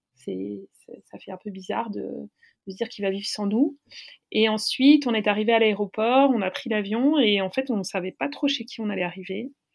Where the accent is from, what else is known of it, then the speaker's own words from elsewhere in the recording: Paris, Île-de-France, France; je suis parisienne